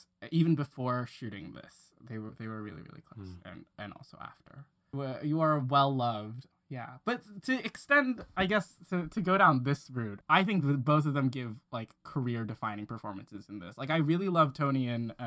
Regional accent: Hong Kong; growing up in Hong Kong

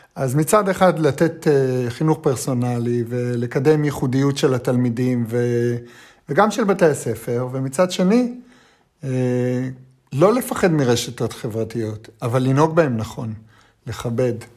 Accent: Holon, Tel Aviv District, Israel; אני גדלתי, את יודעת, בחולון

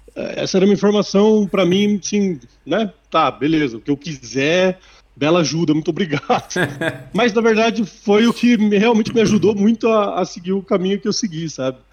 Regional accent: Sorocaba, São Paulo, Brazil; moved away as an adult; also born or lived in Botucatu; eu sou de Sorocaba, minha família é de lá, nascido e criado em Sorocaba

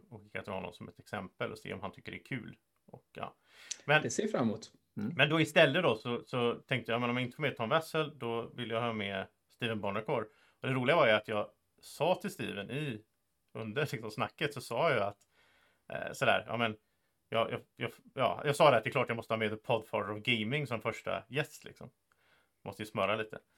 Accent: Sweden; Så, så en sak som är ganska rolig som svensk är att det är väldigt många amerikaner och så som, upp, som tycker om att höra saker om Sverige och hur det är i Sverige och vad gör vi här och hit och dit.

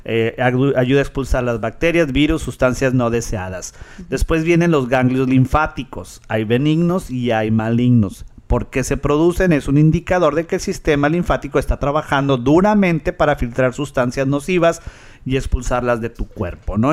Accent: Monterrey, Nuevo León, Mexico; now in Rio Grande Valley, United States; yo me acuerdo de Monterrey que veníamos al mall

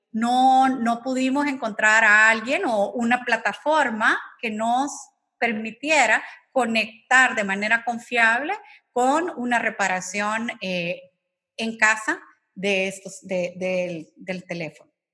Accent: El Salvador; como salvadoreños

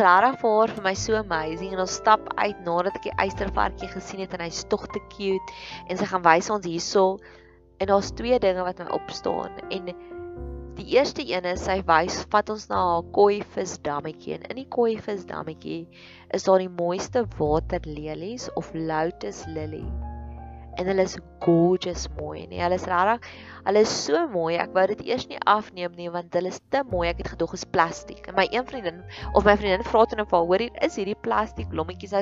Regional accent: South Africa

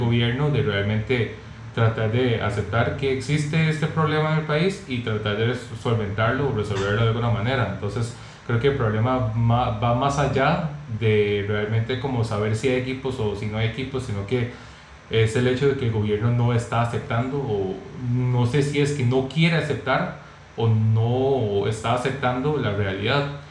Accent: Costa Rica; en mi país, en Costa Rica

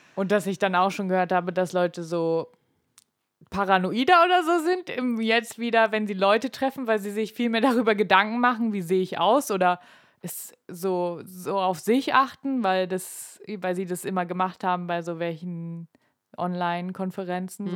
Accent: Germany; bei uns in Deutschland

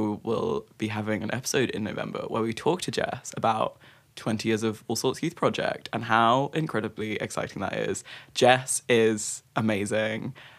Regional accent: Brighton, South East England, United Kingdom; I was brought up in Brighton

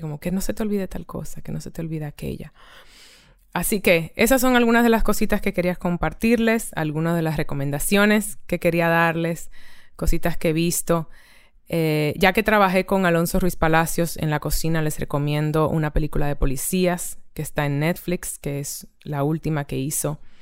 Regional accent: Dominican Republic; moved away; also born or lived in Barcelona; ahora estoy en, en mi país de origen, República Dominicana

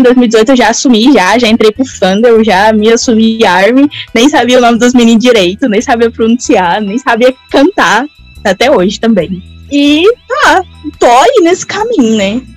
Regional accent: Goiás, Brazil; Sou goiana, tá bom? Interior de Goiás.

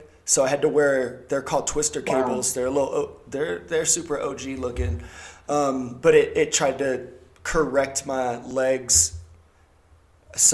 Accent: South Louisiana, United States; moved away; I'm originally from South Louisiana. My family's all still there

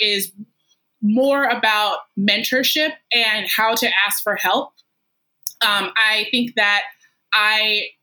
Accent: Washington, District of Columbia, United States; I grew up in the Washington, D.C. Area

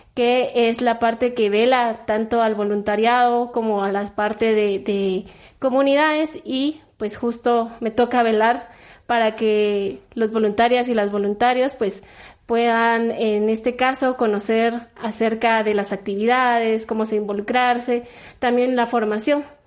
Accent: Coatepeque, Quetzaltenango, Guatemala; yo soy de Coatepeque, de allá, nací y crecí

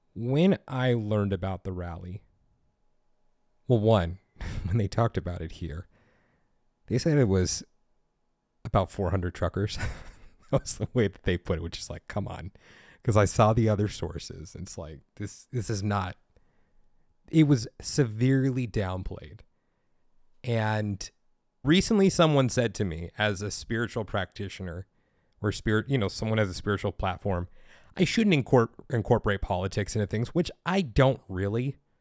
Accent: United States; Being an American

